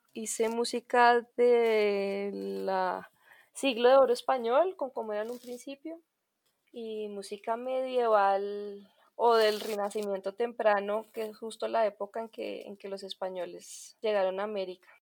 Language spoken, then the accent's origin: Spanish; Colombia; Soy músico colombiano